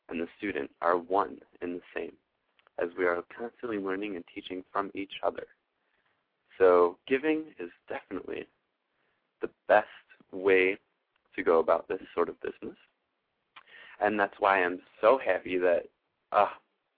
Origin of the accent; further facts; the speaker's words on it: Buffalo, New York, United States; moved away; I'm actually coming to you from Buffalo, New York today, in my hometown, born here, raised a little bit, and kind of moved back and forth.